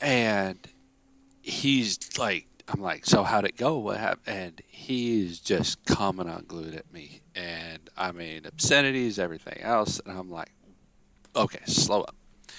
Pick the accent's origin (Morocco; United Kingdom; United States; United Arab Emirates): United States; Pacific Northwest; I grew up in the Northwest. Rain, water, thunder, lightning. That was what I grew up around.